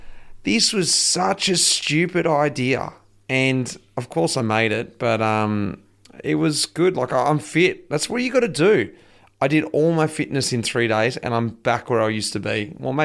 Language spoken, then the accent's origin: English; Lancefield, Victoria, Australia; my hometown here in Lancefield, well, Melbourne anyway, not too far away